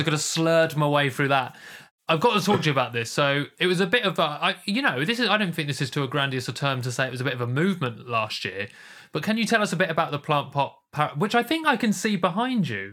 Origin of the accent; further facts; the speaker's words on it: London, United Kingdom; I'm from London